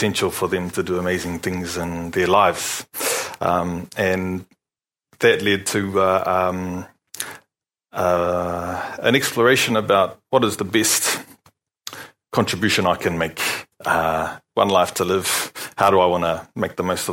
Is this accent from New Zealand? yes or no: yes; Palmerston North, Manawatū-Whanganui, New Zealand; moved away as an adult; also born or lived in Dunedin, New Zealand; now in Rotorua, New Zealand; I'm born and bred in Palmerston North, and was brought up under the kaitiakitanga, I suppose, of Ngāti Rangitāne